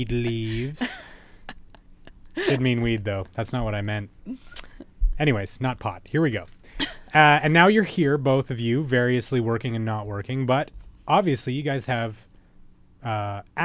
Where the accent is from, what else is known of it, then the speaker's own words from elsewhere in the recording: Alberta, Canada; I'm Albertan